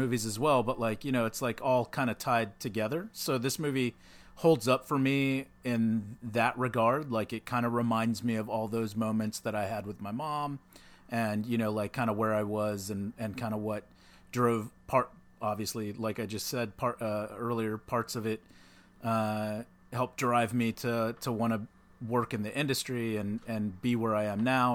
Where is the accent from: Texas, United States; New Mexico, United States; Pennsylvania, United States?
Texas, United States; back when I was, like, a little kid growing up in Texas